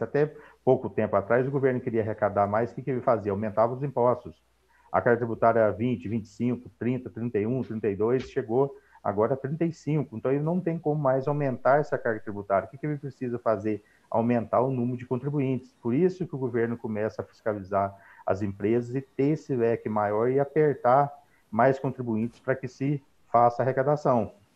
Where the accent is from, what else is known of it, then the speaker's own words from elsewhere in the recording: Paraguaçu, Minas Gerais, Brazil; sou de Paraguaçu, de Minas Gerais